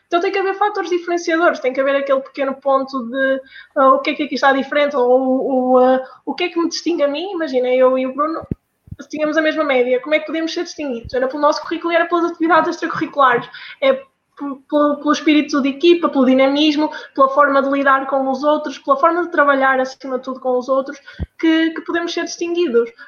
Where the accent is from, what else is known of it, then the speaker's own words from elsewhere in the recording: Norte, Portugal; accent: northern; moved away as an adult; now in Coimbra, Portugal; a minha pronúncia é lá de cima do norte.